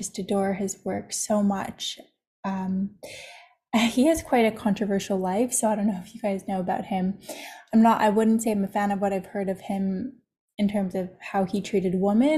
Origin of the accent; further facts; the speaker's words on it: Toronto, Ontario, Canada; moved away as an adult; I was most certainly raised in Canada. I was raised in Toronto